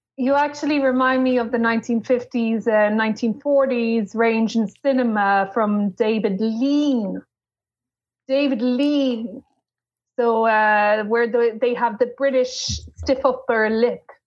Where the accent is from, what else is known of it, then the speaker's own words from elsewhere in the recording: Ireland; I am Irish